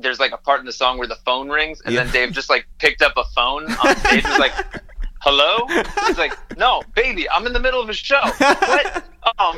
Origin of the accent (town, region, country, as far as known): New Jersey, United States; born or raised there; also born or lived in Upper East Side, New York City / Upper West Side, New York City; now in Los Angeles, United States